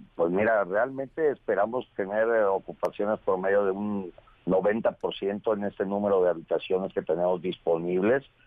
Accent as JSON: {"language": "Spanish", "country": "Mexico", "said": "somos mexicanos"}